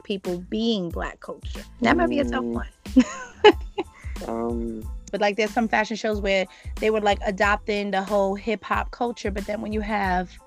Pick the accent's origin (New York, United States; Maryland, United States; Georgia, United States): New York, United States; New York City; I'm from the Bronx